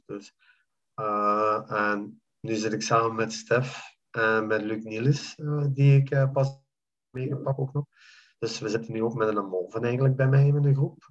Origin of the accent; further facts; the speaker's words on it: Belgium; moved away as an adult; now in Jordan; België is voor mij land, dus mijn, mijn, mijn land waar ik ben geboren en getogen.